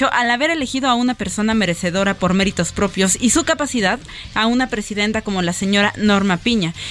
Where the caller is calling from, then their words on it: Colima, Mexico; de Colima.